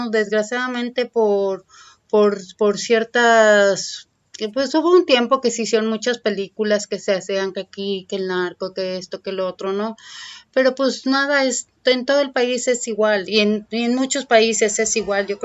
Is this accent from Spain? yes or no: no; Mexico City, Mexico; now in Tijuana, Mexico; Te lo digo porque yo vengo de la Ciudad de México y a mí me han recibido de una manera suave